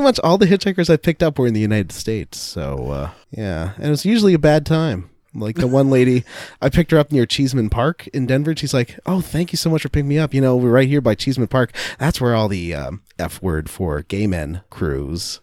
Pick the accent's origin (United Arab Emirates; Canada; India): Canada; as a Canadian